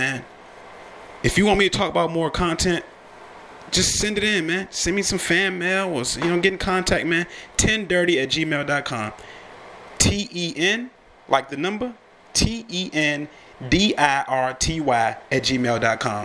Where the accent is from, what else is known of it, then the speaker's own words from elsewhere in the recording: United States; also born or lived in Richmond, Virginia area; I'm American